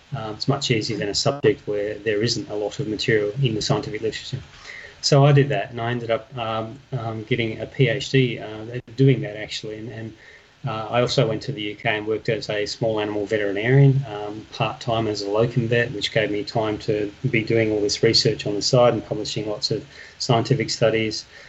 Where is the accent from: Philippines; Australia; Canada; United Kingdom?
Australia; Perth, Western Australia; I am originally from Perth. Uh, West Australia